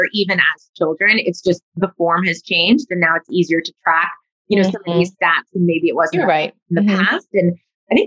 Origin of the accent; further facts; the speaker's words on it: New York suburbs, United States; me growing up in the New York suburbs